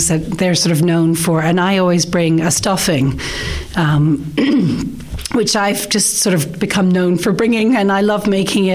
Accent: Connecticut, United States; moved away as an adult; also born or lived in New York; now in Nenagh, Ireland; I grew up in Connecticut, which is New England on the East Coast

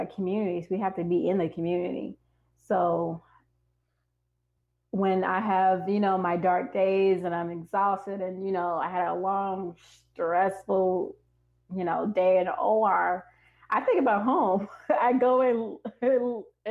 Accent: Harvey, Illinois, United States; moved away; also born or lived in South Side of Chicago; I would say Harvey, they probably don't know where Harvey is, of course. I'd say, you know, it's a suburb of Chicago

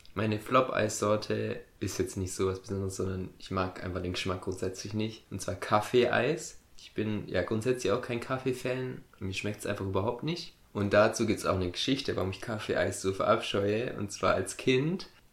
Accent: a village on the Ammertal railway line, Baden-Württemberg, Germany; ich bin ja auf dem Dorf groß geworden

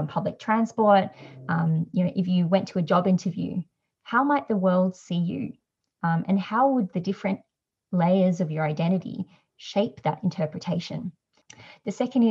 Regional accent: Australia; I'm Asian Australian

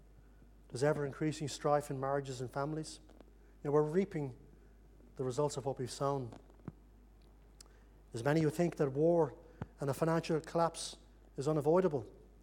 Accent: Ireland; You know, when I grew up in Ireland, there was an intense hatred between both sides in the conflict there

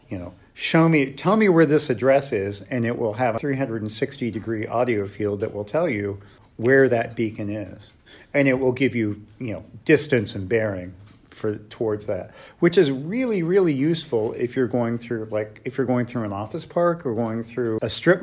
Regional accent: Dayton, Ohio, United States; I'm from Dayton, Ohio

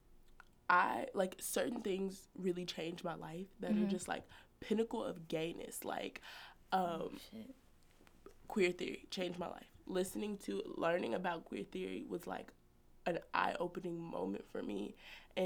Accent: Trinidad & Tobago; I'm Trinidadian

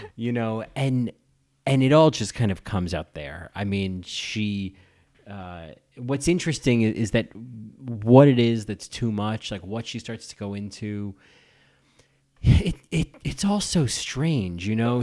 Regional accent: New Jersey, United States; also born or lived in Sacramento; now in New York, United States; I grew up in New Jersey

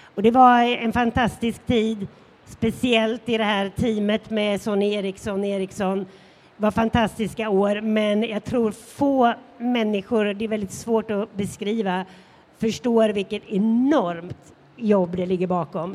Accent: Sweden; som svensk

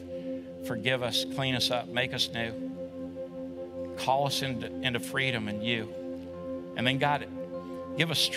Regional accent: United States; We as an American church

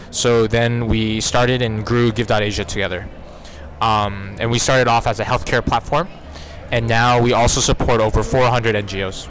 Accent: Houston, Texas, United States; moved away as an adult; also born or lived in Singapore / South Korea; I'm actually an American citizen, grew up with Korean parents. So, I spent 18 years in Houston, Texas

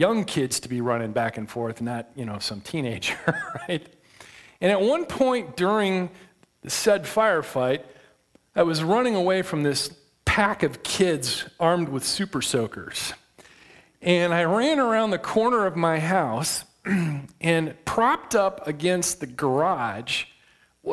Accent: west side of Michigan, United States; I grew up in Michigan, on the west side of Michigan, not too far from the Big Lake

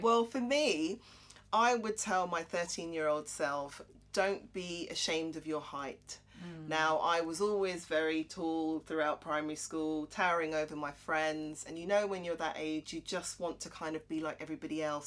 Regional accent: Croydon, London, United Kingdom; I'm from Croydon

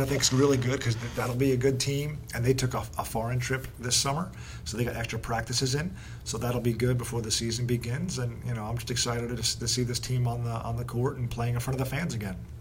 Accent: New Jersey, United States; I am from New Jersey

